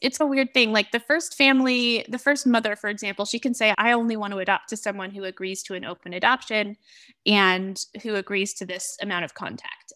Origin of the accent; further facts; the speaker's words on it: Oregon, United States; I was raised in Oregon, born and raised in Oregon